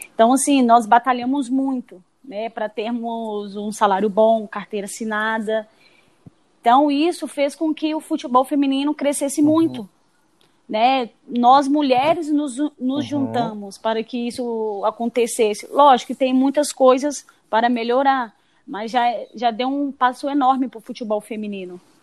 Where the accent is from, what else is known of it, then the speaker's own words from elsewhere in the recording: Espírito Santo, Brazil; moved away; also born or lived in Minas Gerais / Natal; nasci em Minas, passei toda a minha infância no Espírito Santo